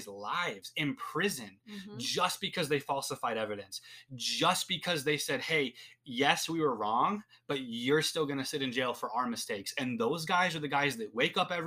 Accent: United States; As an American citizen that lives under the same set of laws and rules

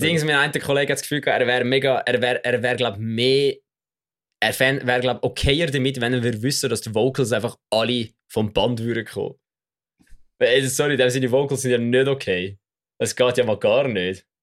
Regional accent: Switzerland; als Schweizer

